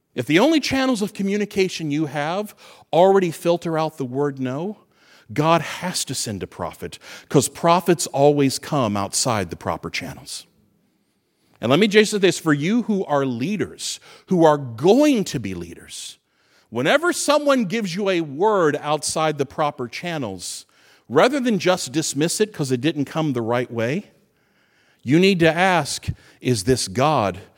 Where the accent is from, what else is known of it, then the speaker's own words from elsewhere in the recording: Fort Knox, Kentucky, United States; moved away; I grew up Fort Knox, Kentucky. It's my hometown.